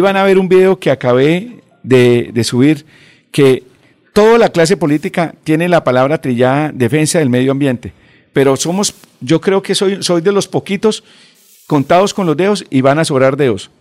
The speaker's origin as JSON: {"language": "Spanish", "town": "Mogotes", "region": "Santander", "country": "Colombia", "tie": "born or raised there", "also_born_or_lived": "Floridablanca", "moved": "yes", "lives_now": "Bucaramanga, Colombia", "said": "yo nací en Mogote, Santander. Soy de la provincia de Guanentina."}